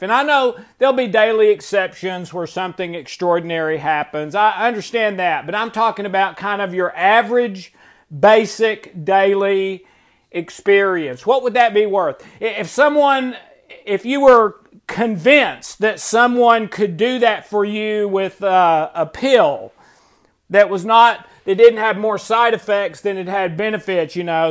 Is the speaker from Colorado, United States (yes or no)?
no; Tennessee, United States; I've never lived anywhere but Tennessee